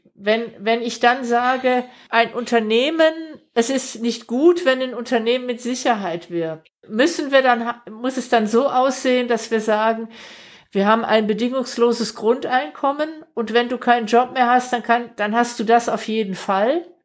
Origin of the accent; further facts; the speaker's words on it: Stuttgart metropolitan area, Baden-Württemberg, Germany; wir kommen ja beide aus dem Großraum Stuttgart